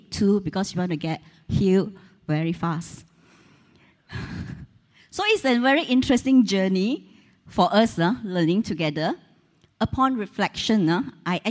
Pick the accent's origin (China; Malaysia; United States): Malaysia; Taiping, Perak; born or raised there; moved away